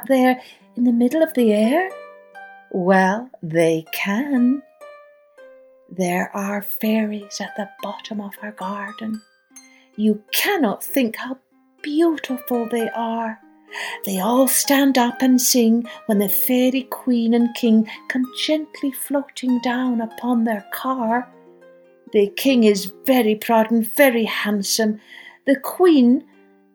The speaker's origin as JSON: {"language": "English", "region": "Scotland", "country": "United Kingdom", "tie": "born or raised there", "said": "Although I grew up in Scotland, my father was Irish, and I spent most of my childhood summers in Ireland on my grandparents' farm"}